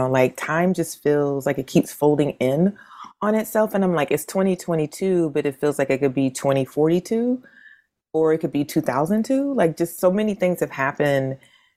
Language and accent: English; New Bern, North Carolina, United States; where I'm from in North Carolina is both sweet and salt water, because I'm from New Bern.